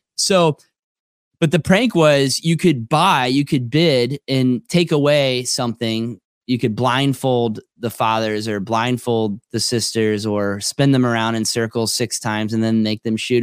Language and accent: English; Tequesta, Florida, United States; I was a kid growing up in Tequesta, Florida